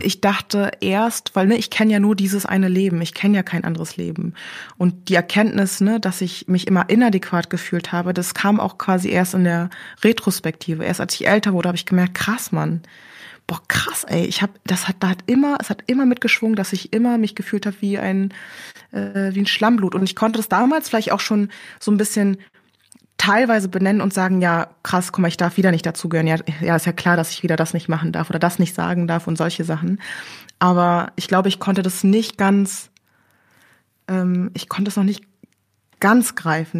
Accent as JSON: {"language": "German", "region": "Berlin", "country": "Germany", "tie": "born or raised there", "also_born_or_lived": "Korea", "said": "ich bin im Wedding groß geworden"}